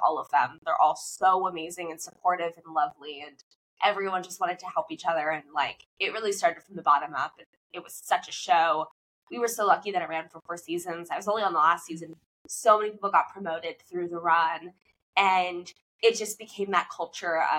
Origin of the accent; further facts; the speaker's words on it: Fort Lauderdale, Florida, United States; moved away as an adult; also born or lived in Durham, North Carolina / Los Angeles; I grew up in Florida, South Florida, Fort Lauderdale